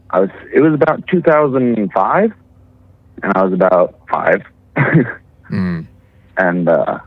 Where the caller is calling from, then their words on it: Arizona, United States; from Arizona.